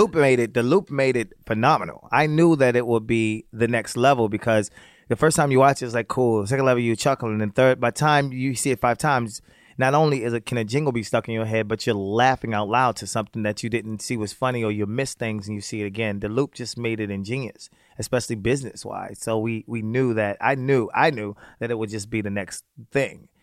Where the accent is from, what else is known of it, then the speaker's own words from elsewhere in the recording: Baltimore, Maryland, United States; also born or lived in Virginia; I grew up in Baltimore, the projects of Baltimore City.